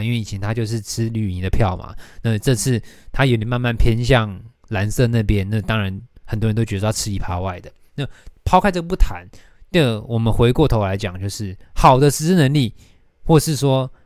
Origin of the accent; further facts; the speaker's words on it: Taoyuan, Taiwan; 桃园是我出生的地方